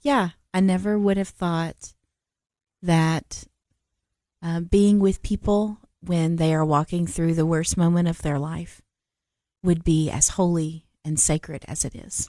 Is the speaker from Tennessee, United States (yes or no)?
yes; Nashville, Tennessee, United States; moved away as an adult; also born or lived in Cookeville, Tennessee; now in Murfreesboro, United States; I grew up in Nashville, Tennessee